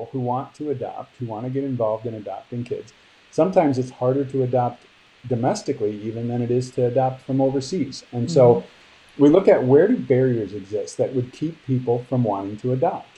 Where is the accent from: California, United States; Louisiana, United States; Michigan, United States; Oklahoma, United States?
Michigan, United States; my home state of Michigan